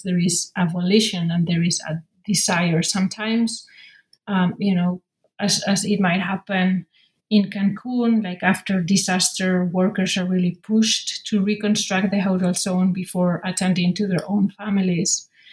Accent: Madrid, Community of Madrid, Spain; born and raised in Madrid, in the capital of Spain

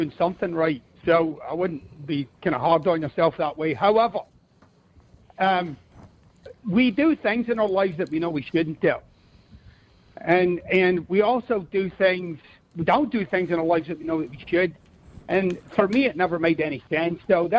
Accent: Glasgow, Scotland, United Kingdom; Yeah, I'm from Glasgow. I never liked Ayrshire. The people are weird.

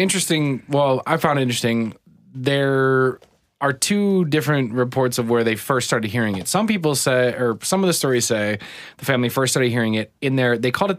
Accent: Dalby, Isle of Man; Oh, I love me some Dalby. I was raised in Dalby.

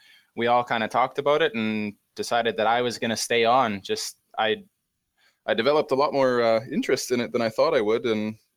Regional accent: Great Plains of Western Canada, Canada; always lived in Canada

